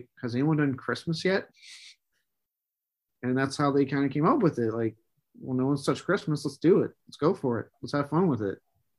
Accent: United States; us Americans

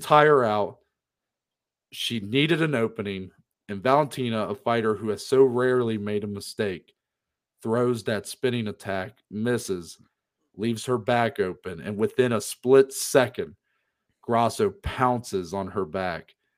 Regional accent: Ohio, United States; we are from Ohio

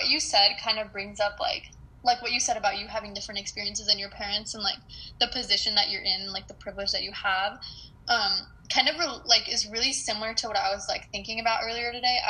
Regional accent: Valhalla, New York, United States; I was second gen because I was born in New York, which is in the United States. Mm-hmm. And so I am second gen because my parents were immigrants, but I was born here.

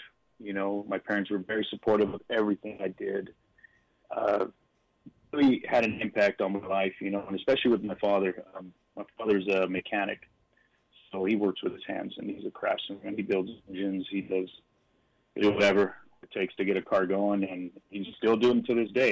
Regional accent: Long Beach, California, United States; I grew up in Long Beach, which is a coastal city here in California, up until the age of 10. Then we moved out to a little bit called Montana

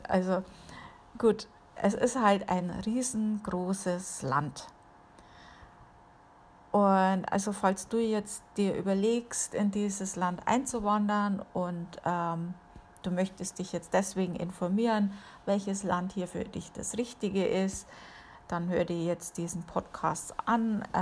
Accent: Amberg, Bavaria, Germany; Gut, bei uns in der Gegend, wo ich aufgewachsen bin, da war natürlich auch äh, eine Airbase, äh, die gibt es inzwischen nicht mehr, und zwar in Amberg war das.

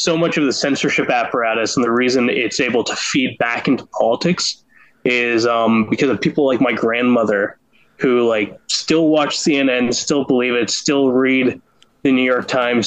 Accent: Canada; I'm Canadian

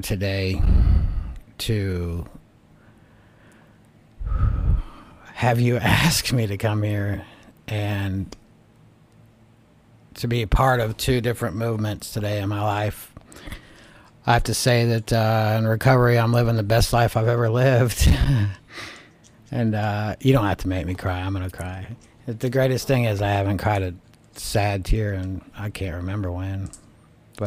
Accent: Atlanta, Georgia, United States; moved away; I'm from Atlanta, originally. Atlanta. Yeah. Atlanta. Born and raised. Yeah. Yep, old Georgia boy

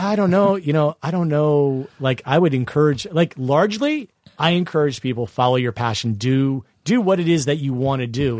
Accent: Vienna, Virginia, United States; my hometown, Vienna, Virginia?

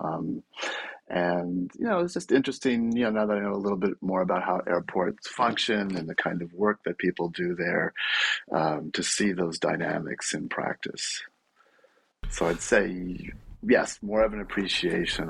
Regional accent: Bay Area, California, United States; I'm from the Bay Area originally

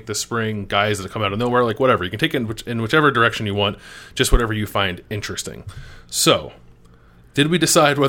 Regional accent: United States; accent: East Coast; I always go back and forth between saying tournament and tournament because I can't fully break my East Coast accent.

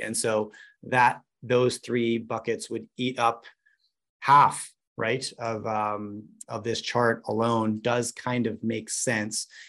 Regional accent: Vancouver, British Columbia, Canada; I grew up in Vancouver, British Columbia

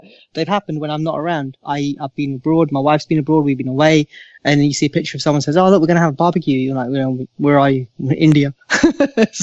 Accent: Southall, London, United Kingdom; Growing up in Southall

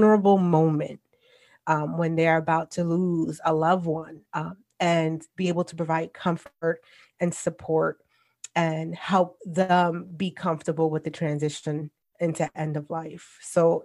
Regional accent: New York City, New York, United States; moved away; born and raised in the Bronx. Yes, I'm a New Yorker

